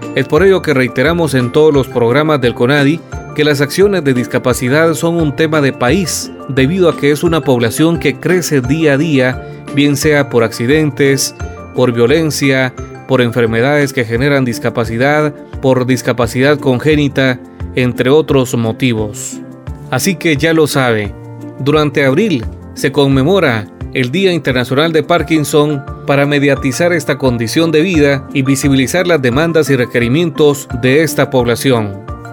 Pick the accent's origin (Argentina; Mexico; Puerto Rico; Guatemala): Guatemala; nos una como guatemaltecos